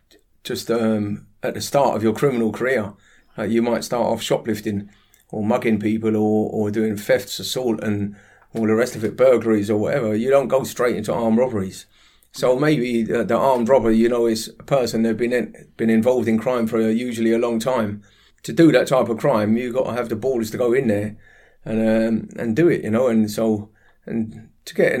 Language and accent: English; London, United Kingdom; growing up in Harlesden, North West London, where I was brought up